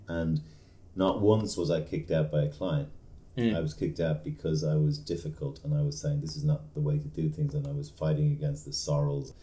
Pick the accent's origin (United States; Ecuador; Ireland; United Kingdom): Ireland; I'm Irish.